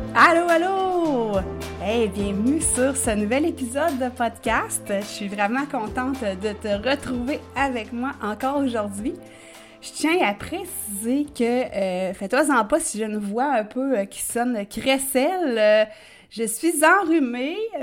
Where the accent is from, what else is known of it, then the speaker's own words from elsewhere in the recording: Quebec, Canada; accent: Québécois; comme on dit en bon québécois